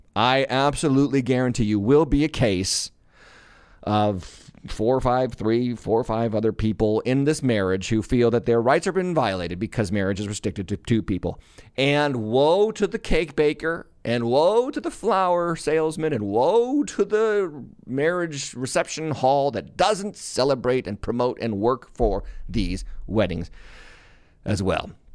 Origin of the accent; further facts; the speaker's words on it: Massachusetts, United States; I was born in Massachusetts